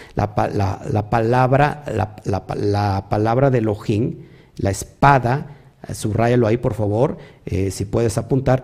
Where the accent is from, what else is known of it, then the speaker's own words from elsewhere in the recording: Mexico; also born or lived in Río Blanco, Veracruz; como mexicanos